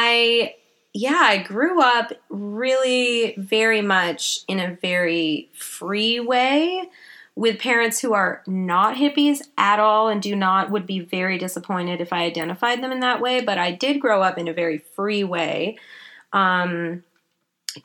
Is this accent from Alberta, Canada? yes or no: no; Vancouver Island, British Columbia, Canada; also born or lived in England; I was born in England, but I grew up on Vancouver Island in Canada